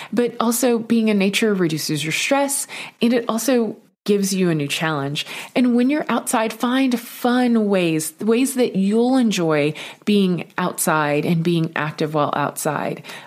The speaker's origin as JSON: {"language": "English", "region": "Texas", "country": "United States", "tie": "born or raised there", "said": "I grew up in Texas"}